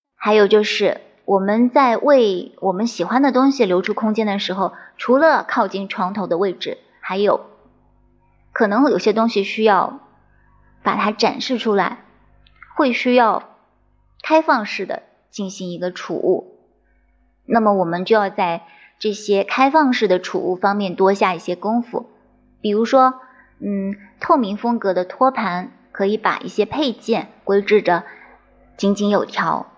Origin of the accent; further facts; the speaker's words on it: China; 我们中国人